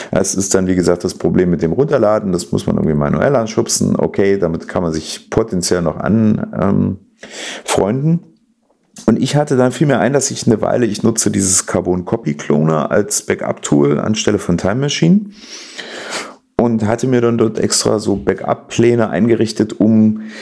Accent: East Germany, Germany; Ich komme aus der Zone, ich darf das.

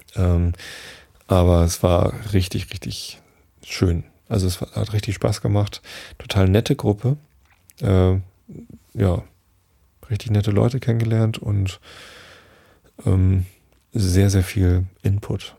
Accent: Northern Germany, Germany; ich bin ja Norddeutscher

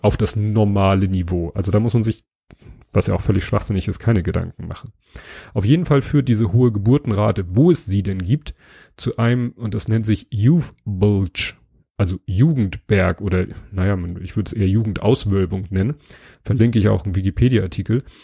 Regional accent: Hamburg, Germany; als Hamburger

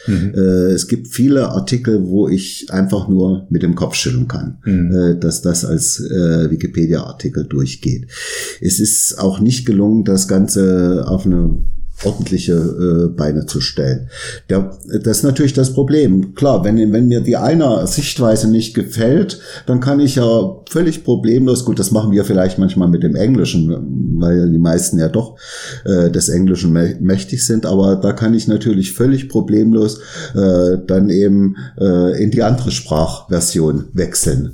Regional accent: area around Arnstadt, Thuringia, Germany; aus meiner Heimat, ich komme ja auch aus Thüringen, mhm. also mhm. Gegend um Arnstadt

